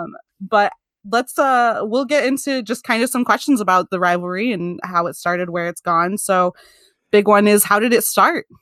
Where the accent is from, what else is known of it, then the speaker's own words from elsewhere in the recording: Michigan, United States; I am from Michigan